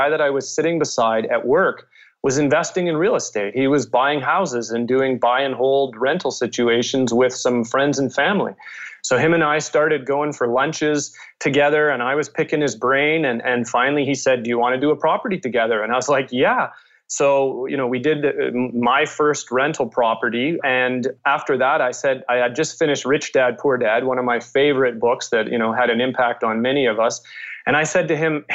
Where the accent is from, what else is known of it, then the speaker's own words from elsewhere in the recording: Winnipeg, Manitoba, Canada; moved away as an adult; also born or lived in Calgary, Alberta; I'm originally from Winnipeg